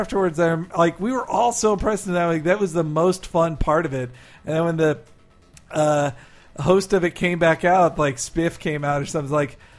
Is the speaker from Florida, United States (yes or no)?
yes; Florida, United States; moved away as an adult; also born or lived in Pine Bluff, Arkansas / Marietta, Georgia; At age 10, we moved to Florida, and I lived there